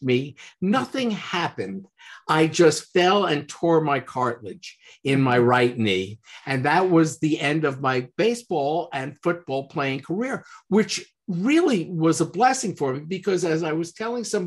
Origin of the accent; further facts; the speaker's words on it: New York City, New York, United States; I grew up in Manhattan, which, you know, is this kind of city area.